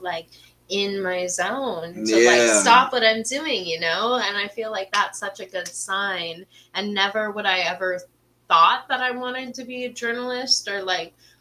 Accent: Redmond, Washington, United States; also born or lived in Monroe, Washington; I was coming from Rendon. We lived, like, Microsoft campus

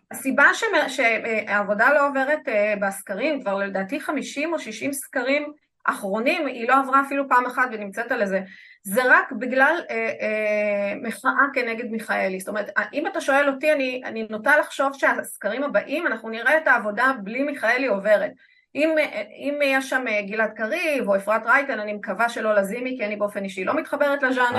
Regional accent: Israel; אני כישראלית

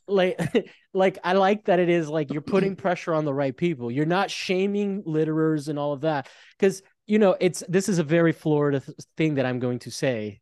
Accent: Italy; moved away; I grew up in Italy, and there was a huge pro, heroin problem

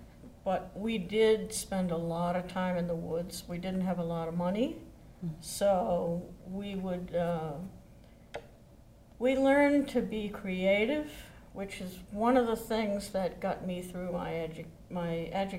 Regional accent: Easton, United States; Growing up in Easton, playing cat and mouse.

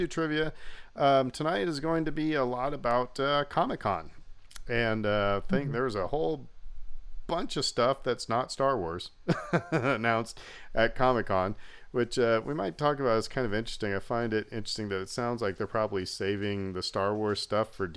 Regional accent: Nebraska, United States; moved away; I'm originally from Nebraska

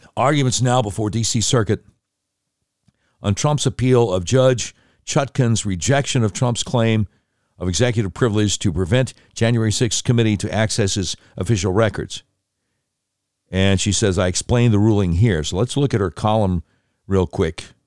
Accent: Charlotte, North Carolina, United States; moved away; also born or lived in Panama City, Florida / Little Rock, Arkansas; my hometown station, a thing called News Talk eleven ten, W B T, Charlotte

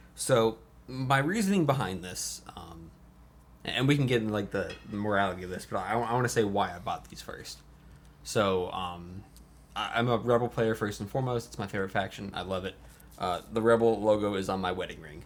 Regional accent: Port Orange, Florida, United States; also born or lived in North Carolina; now in Atlanta, United States; Port Orange, rather, born and bred

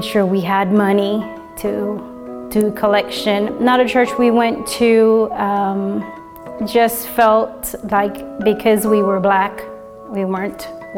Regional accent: Jamaica; now in Indianapolis, United States; I'm originally from Jamaica, and I've been living here in Indianapolis, Indiana for about 20 years now

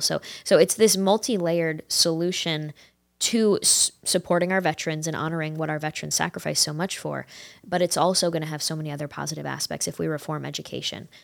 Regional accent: upstate New York, United States; I grew up in upstate New York

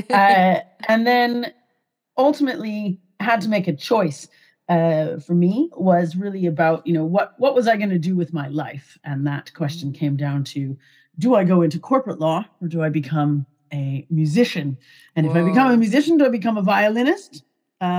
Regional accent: Calgary, Alberta, Canada; I grew up in Canada, in Calgary, Alberta.

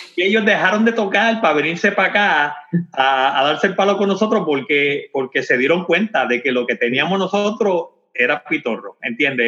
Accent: Comerío, Puerto Rico; also born or lived in Corozal, Puerto Rico; now in Frederick, Maryland, United States; Yo soy de Comerío, pero, pero yo creo que, yo en verdad nací en, en, Corozal y me llevaron para Comerío

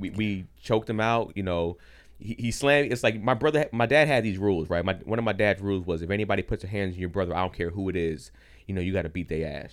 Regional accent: San Fernando Valley, California, United States; I grew up in the valley

